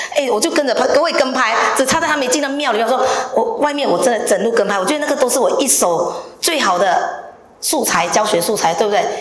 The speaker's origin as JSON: {"language": "Chinese", "town": "Ipoh", "region": "Perak", "country": "Malaysia", "moved": "as an adult", "lives_now": "Hsinchu, Taiwan", "said": "我来自怡宝"}